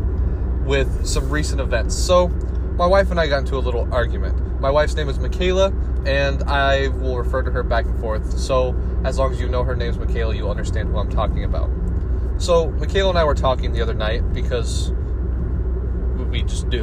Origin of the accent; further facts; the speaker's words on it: Iowa, United States; moved away as an adult; now in Florida, United States; Growing up in Iowa